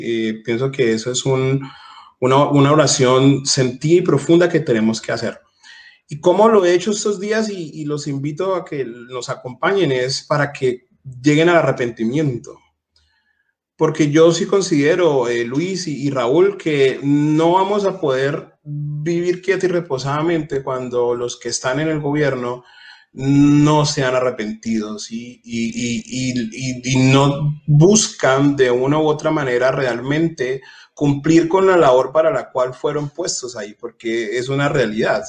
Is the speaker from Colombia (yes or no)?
yes; Colombia; en mi país, en Colombia